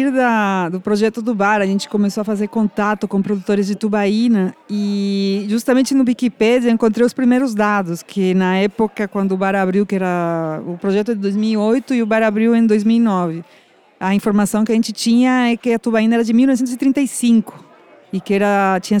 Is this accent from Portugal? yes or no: no; Peru; now in Brazil; sou peruana, jornalista